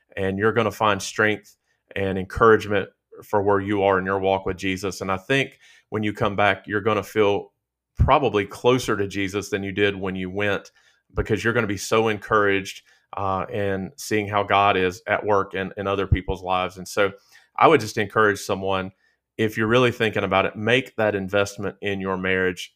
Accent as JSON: {"language": "English", "town": "Stuart", "region": "Virginia", "country": "United States", "tie": "born or raised there", "also_born_or_lived": "Roanoke, Virginia", "said": "I was born in Roanoke, Virginia, and grew up about an hour, uh, south of there, an hour west of Danville in Stewart, Virginia"}